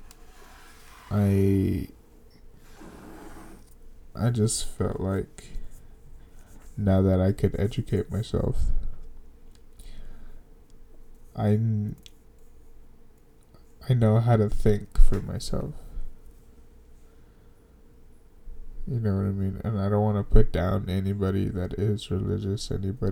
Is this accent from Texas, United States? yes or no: yes; Dallas, Texas, United States; We grew up in Oak Cliff. Yeah, Oak Cliff, that's my hood